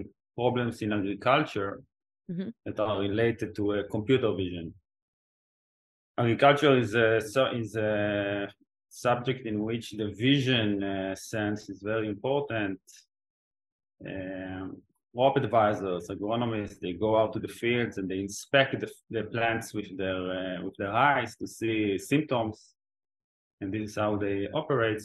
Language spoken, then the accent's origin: English; Israel; also born or lived in Oxford; I was born and raised in Israel.